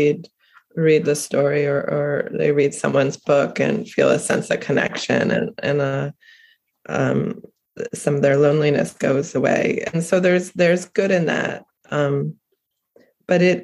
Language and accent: English; Cape Cod, Massachusetts, United States; I'm originally from Cape Cod.